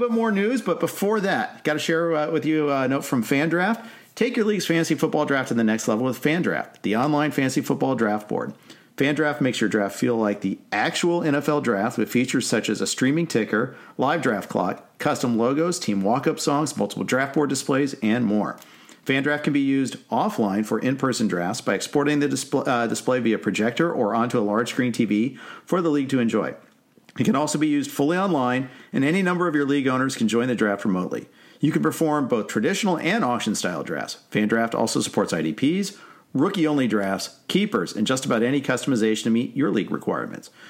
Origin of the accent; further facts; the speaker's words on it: Indianapolis, Indiana, United States; I was born in Indy before the Colts got there.